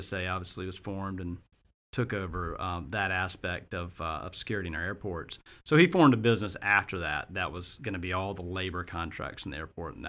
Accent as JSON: {"language": "English", "town": "Augusta", "region": "Georgia", "country": "United States", "tie": "born or raised there", "also_born_or_lived": "Colorado", "moved": "as an adult", "said": "I grew up in Augusta"}